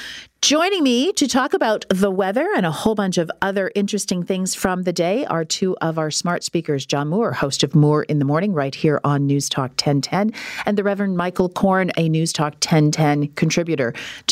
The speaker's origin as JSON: {"language": "English", "town": "Listowel", "region": "Ontario", "country": "Canada", "tie": "born or raised there", "said": "I grew up in Listowel, which is for many considered part of the Snow Belt."}